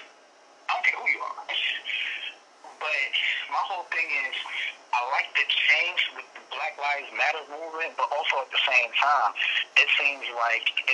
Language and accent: English; Virginia, United States; moved away as an adult; also born or lived in Washington State; I'm born and raised in Virginia, I moved out to Washington State for career moves